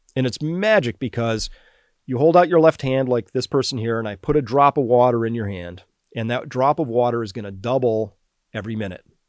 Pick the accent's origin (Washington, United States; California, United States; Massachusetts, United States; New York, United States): Massachusetts, United States; I'm from Massachusetts